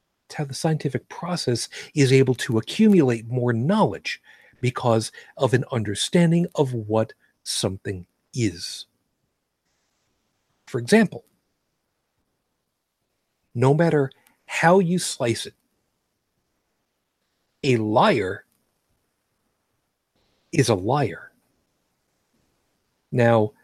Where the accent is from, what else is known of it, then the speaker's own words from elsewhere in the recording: United States; I am an American citizen